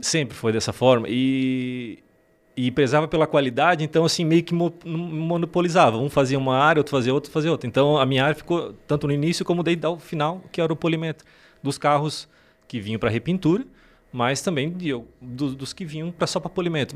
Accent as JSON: {"language": "Portuguese", "area": "Laurentino", "region": "Santa Catarina", "country": "Brazil", "tie": "born or raised there", "also_born_or_lived": "Cascavel, Paraná", "said": "Mas eu vim de lá para cá bem pequeno, seis meses, menos de um ano"}